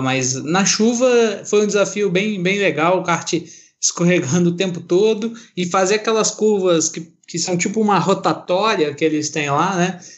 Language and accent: Portuguese; Minas Gerais, Brazil; Eu sou de Minas